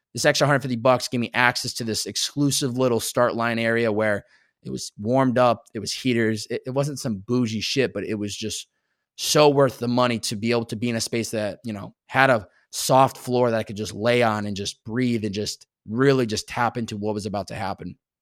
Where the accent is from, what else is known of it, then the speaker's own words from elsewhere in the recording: Massachusetts, United States; moved away; growing up in Massachusetts